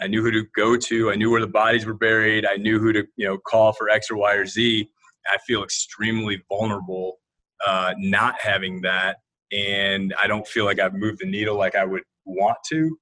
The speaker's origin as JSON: {"language": "English", "town": "Toledo", "region": "Ohio", "country": "United States", "tie": "born or raised there", "moved": "as an adult", "said": "I am a fireman's kid from the mean streets of Toledo, Ohio"}